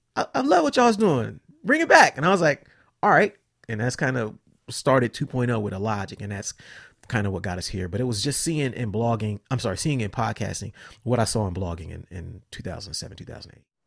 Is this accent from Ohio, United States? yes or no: yes; Columbus, Ohio, United States; also born or lived in Cincinnati; I grew up in Columbus, I moved to Cincinnati